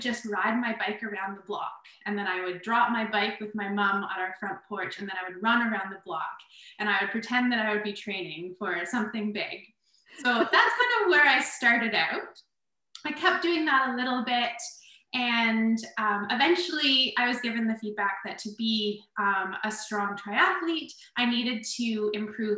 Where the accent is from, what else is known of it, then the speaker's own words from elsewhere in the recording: Kingston, Ontario, Canada; Kingston, my hometown